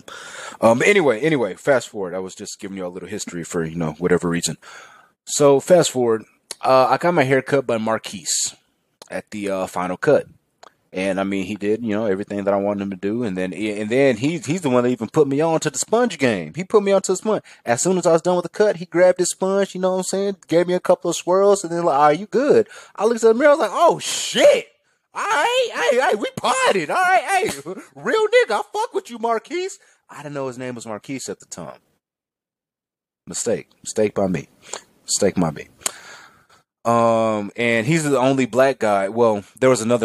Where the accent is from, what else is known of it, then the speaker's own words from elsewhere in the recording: Pflugerville, Texas, United States; I'm a kid from the Pflugerville. I'm a kid from the burbs.